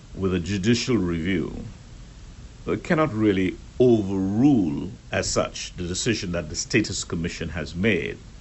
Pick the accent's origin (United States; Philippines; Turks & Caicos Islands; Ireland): Turks & Caicos Islands; we Turks and Caicos Islanders